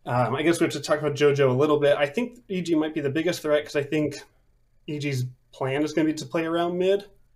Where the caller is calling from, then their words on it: Columbus, Ohio, United States; I am calling from Columbus, Ohio